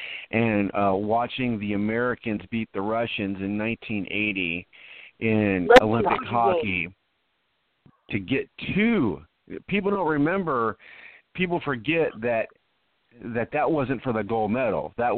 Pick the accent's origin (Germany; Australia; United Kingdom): Germany; My early years I did in Germany.